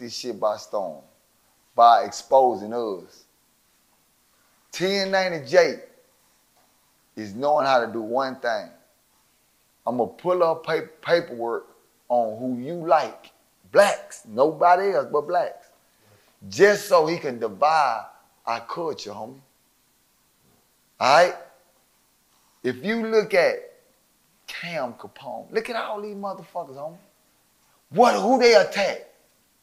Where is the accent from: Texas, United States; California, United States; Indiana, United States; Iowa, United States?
Texas, United States; Dallas; I'm from Dallas